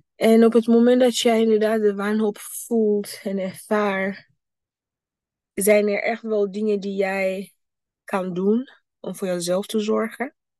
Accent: Burundi; moved away; mijn thuisland, Burundi.

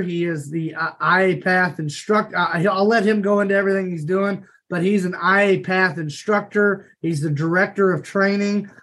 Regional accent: Paris, Kentucky, United States; I am actually from Paris, Kentucky, small town outside of Lexington

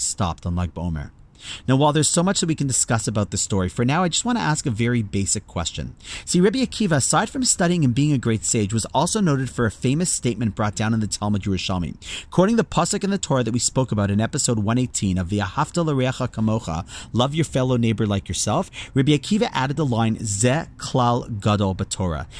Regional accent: Toronto, Ontario, Canada; my hometown of Toronto

